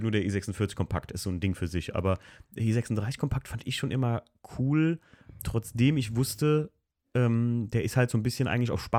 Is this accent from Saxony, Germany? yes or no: no; Bonn, North Rhine-Westphalia, Germany; Ich komme aus Bonn. Aus, Bo aus Bonn.